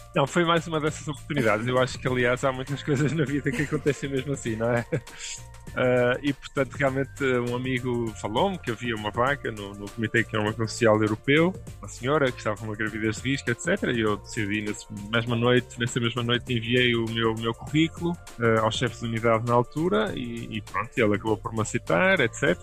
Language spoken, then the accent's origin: Portuguese; Porto, Norte, Portugal; now in Brussels, Belgium; eu sou do Porto